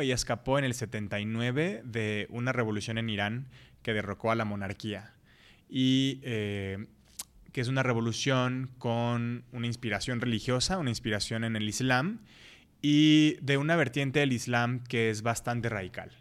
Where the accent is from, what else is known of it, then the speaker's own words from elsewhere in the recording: Colima, Mexico; now in Guadalajara, Mexico; yo crecí en Colima, conocí a todo mundo